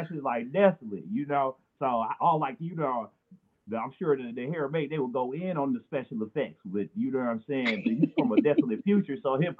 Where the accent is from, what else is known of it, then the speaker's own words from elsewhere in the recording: Oakland, California, United States; accent: Cali; I'm from Oakland.